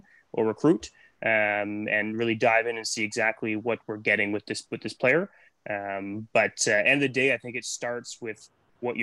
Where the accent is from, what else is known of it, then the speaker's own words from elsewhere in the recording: Nanaimo, British Columbia, Canada; I'm from Nanaimo, so I grew up here